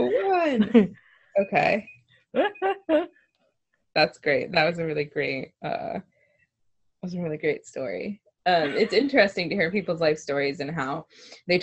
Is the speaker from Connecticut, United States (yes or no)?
yes; Connecticut, United States; I was born in Connecticut, and my parents lived together